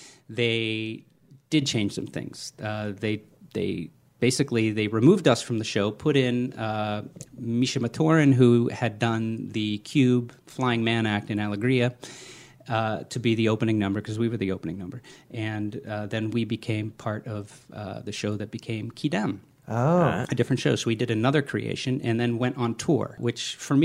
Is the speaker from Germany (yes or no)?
yes; Germany; born there; I was born in Germany. My father was in the army on the GI Bill to get money for college.